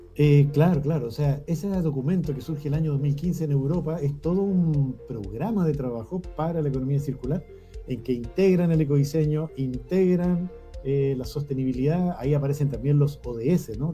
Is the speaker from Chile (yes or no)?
yes; Cajón del Maipo, Santiago Metropolitan Region, Chile; Yo me crié en el Cajón del Maipo, que es un lugar lleno de naturaleza